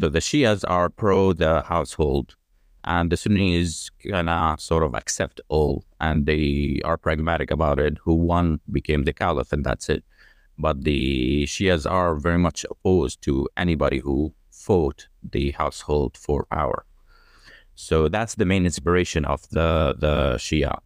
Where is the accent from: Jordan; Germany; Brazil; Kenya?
Jordan; also born or lived in United Kingdom / Australia; I grew up in Jordan. I am full-blooded Jordanian.